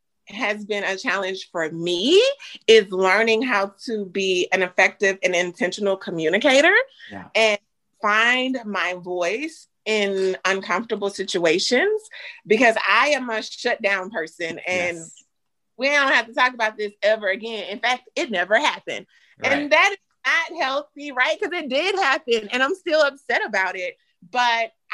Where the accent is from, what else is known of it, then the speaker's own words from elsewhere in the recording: Louisiana, United States; now in Dallas, United States; both of us grew up in Southern households, because he's from Texas and I'm from Louisiana